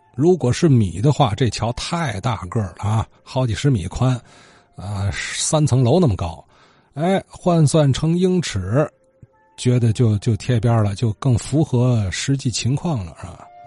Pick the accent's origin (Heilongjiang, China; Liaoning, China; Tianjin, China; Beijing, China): Tianjin, China; Nanshi; 我小时候在，在奶奶家玩啊，那，那会儿住南市这边玩